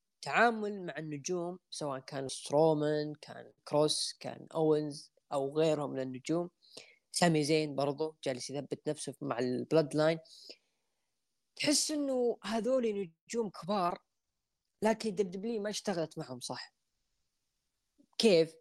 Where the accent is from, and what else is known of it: Saudi Arabia